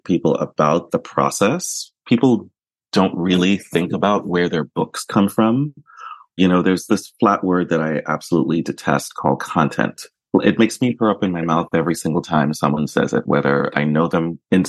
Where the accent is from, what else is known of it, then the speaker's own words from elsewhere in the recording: New York, United States; I grew up in New York